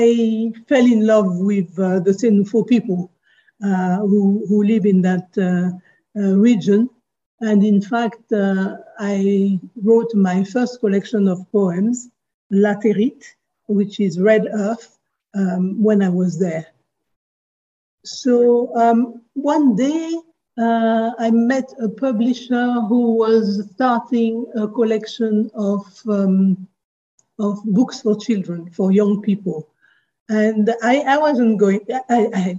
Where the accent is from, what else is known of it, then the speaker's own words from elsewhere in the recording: Côte d’Ivoire; also born or lived in Paris, France; I was brought up in Côte d'Ivoire